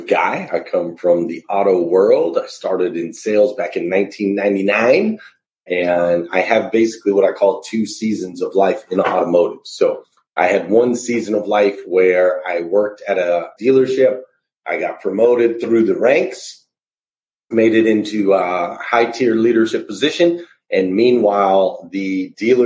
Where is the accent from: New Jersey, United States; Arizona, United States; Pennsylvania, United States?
Arizona, United States; moved away as an adult; now in Kentucky, United States; I grew up in Arizona and I moved to Kentucky